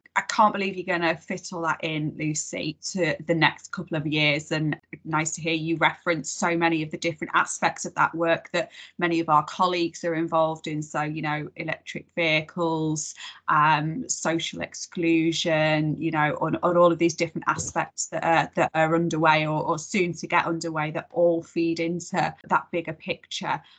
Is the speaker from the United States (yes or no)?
no; Warrington, North West England, United Kingdom; my hometown of warrington